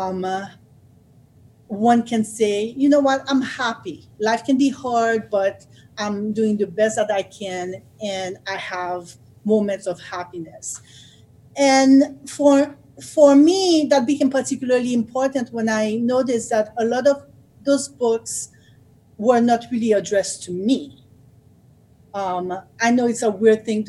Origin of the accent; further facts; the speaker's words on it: Haiti; now in United States; I grew up in Haiti